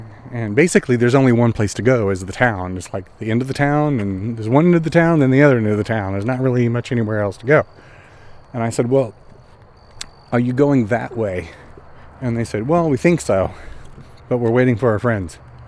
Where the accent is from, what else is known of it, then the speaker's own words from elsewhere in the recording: Oklahoma, United States; born there; also born or lived in Texas; well, I wasn't born there. I was born in Oklahoma.